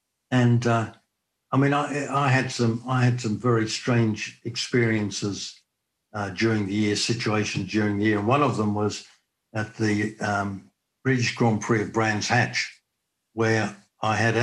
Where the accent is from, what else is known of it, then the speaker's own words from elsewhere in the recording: Australia; moved away as an adult; being an Australian